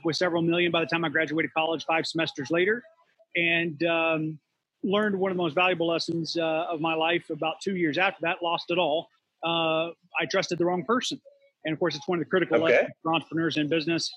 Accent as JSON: {"language": "English", "region": "West Virginia", "country": "United States", "tie": "born or raised there", "moved": "yes", "lives_now": "Florida, United States", "said": "I grew up in West Virginia"}